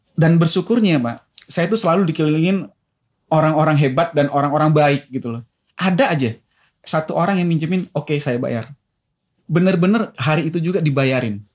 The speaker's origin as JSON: {"language": "Indonesian", "town": "Medan", "region": "North Sumatra", "country": "Indonesia", "tie": "born or raised there", "moved": "yes", "said": "saya lahir dan besar di Medan"}